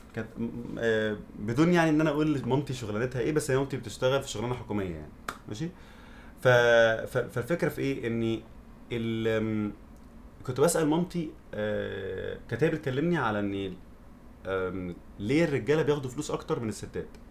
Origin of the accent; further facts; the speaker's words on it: Egypt; moved away; also born or lived in abroad; انا عشت بره وعشت في مصر